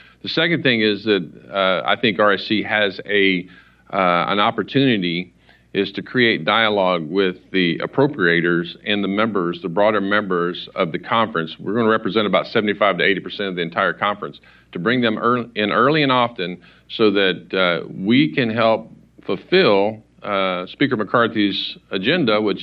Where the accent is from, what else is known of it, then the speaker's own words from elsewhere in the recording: Oklahoma, United States; I'm from Oklahoma